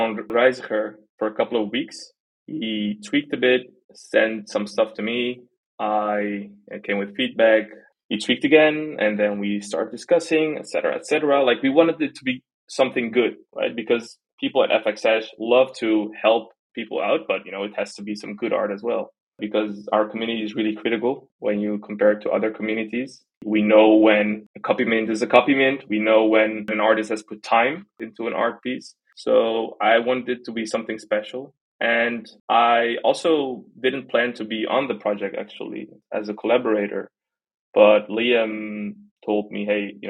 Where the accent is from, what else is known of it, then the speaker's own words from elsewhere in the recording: Netherlands; I was born in the Netherlands, I'm as Dutch as you can be